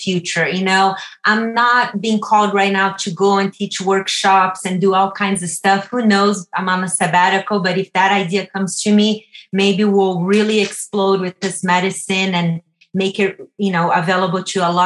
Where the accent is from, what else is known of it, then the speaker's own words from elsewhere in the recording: Brazil; moved away; I'm from Brazil